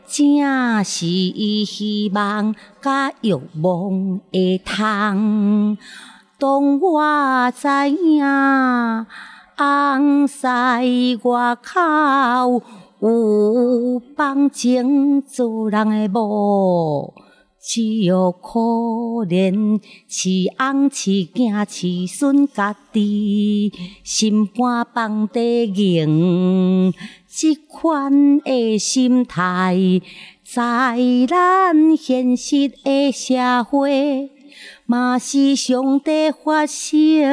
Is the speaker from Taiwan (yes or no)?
yes; Taiwan; 我就是在那个庙口的地方长大